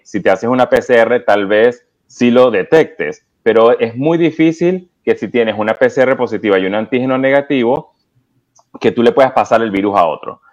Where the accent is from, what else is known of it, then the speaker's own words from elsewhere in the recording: Venezuela; now in United States; yo soy original de Venezuela, tengo en Estados Unidos aproximadamente 20 años